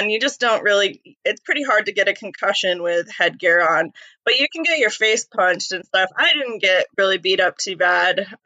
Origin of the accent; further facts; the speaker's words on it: New York, United States; also born or lived in Maine; So I was born in born in Maine, um, moved to New York with my family, where my mom's uh, family mostly lives. Um, in upstate New York, very snowy New York, country New York, not New York City like at all.